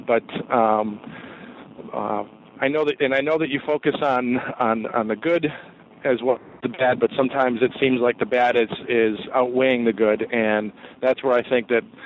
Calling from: Geneva, Illinois, United States; I'm calling from Geneva, Illinois

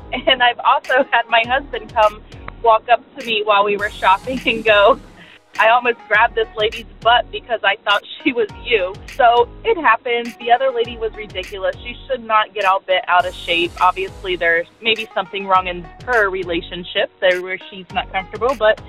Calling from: San Diego, California, United States; calling from San Diego

